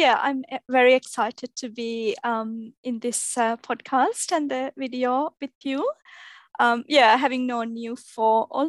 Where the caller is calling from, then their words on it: Melbourne, Victoria, Australia; So I'm recording this from Melbourne, Australia.